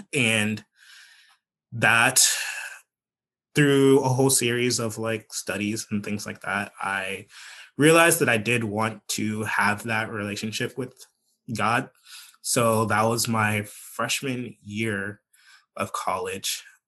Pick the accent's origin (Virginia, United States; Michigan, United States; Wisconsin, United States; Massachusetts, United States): Virginia, United States; I like saying that I am from Northern Virginia, but some people will not allow me to say that because we moved to Southwest Virginia.